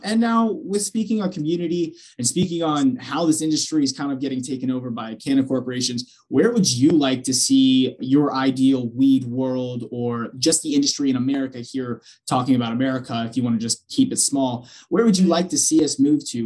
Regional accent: Pennsylvania, United States; I'm originally from Pennsylvania

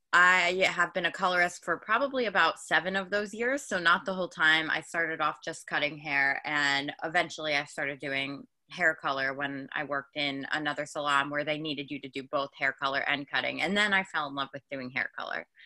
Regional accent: Long Island, New York, United States; I am from Long Island, New York, and I'm a hairstylist out here

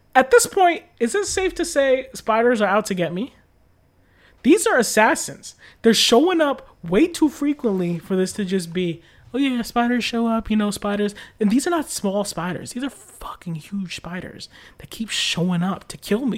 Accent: United States; I'm American

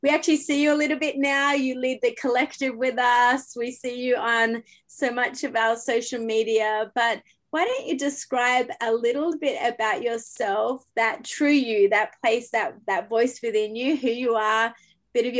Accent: Australia; now in Canada; That's an Australian trying to still figure out Canada over here

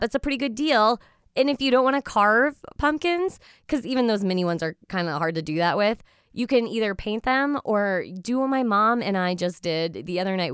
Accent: United States; now in Eastern Connecticut, United States; an average American female

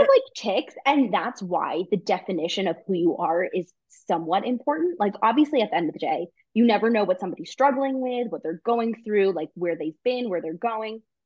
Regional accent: New York, United States; now in Israel; I'm from New York where you walk fast or you don't walk

